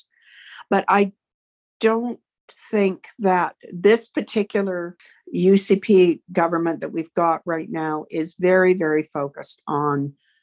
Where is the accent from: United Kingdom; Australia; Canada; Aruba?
Canada; Manitoba; moved away; also born or lived in Hanna, Alberta; I'm from Manitoba originally